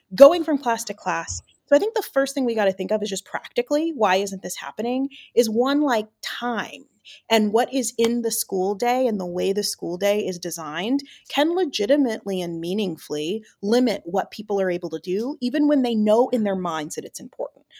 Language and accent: English; Atlanta, Georgia, United States; I taught in my hometown, Atlanta.